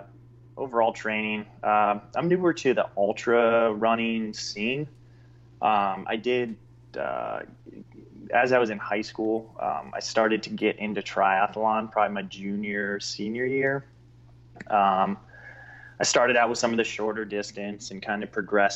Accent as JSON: {"language": "English", "town": "Sylvania", "region": "Ohio", "country": "United States", "tie": "born or raised there", "moved": "yes", "said": "I grew up in the Toledo area, not really a small city, but Sylvania."}